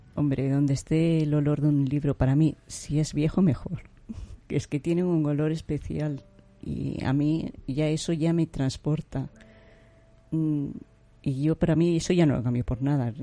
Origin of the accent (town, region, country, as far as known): Granada, Andalusia, Spain; moved away